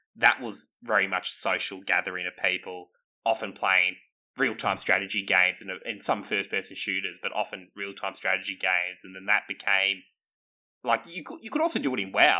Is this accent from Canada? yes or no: no; Australia; we're all Australian